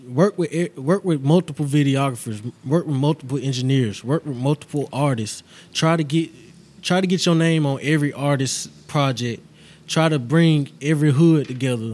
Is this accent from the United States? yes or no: yes; Augusta, Georgia, United States; also born or lived in San Antonio, Texas; My pops, he was in the military for a couple of years, so in that process, that's when we had moved to Georgia